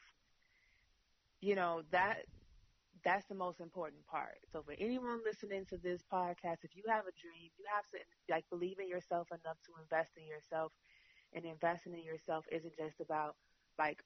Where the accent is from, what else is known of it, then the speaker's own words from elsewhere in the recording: Chicago, Illinois, United States; I'm from Chicago. Chicago is a city of hustlers